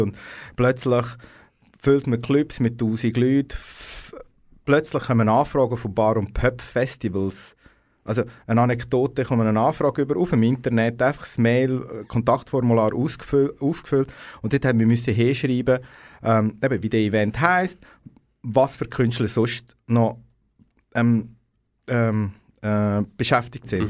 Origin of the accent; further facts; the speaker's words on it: Aarau, Aargau, Switzerland; ich bin im KSA geboren